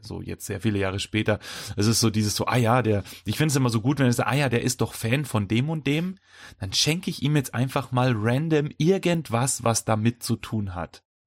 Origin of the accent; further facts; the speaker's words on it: Bavaria, Germany; wir sind aus Bayern